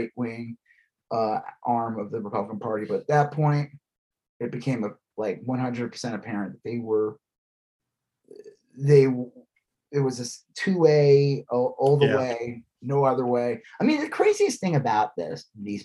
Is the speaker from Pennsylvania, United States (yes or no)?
no; Long Island, Nassau County, New York, United States; when I grew up in Long Island